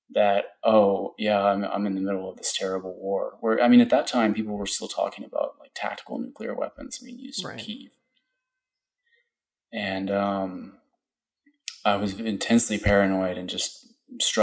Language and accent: English; Austin, Texas, United States; I'm from Austin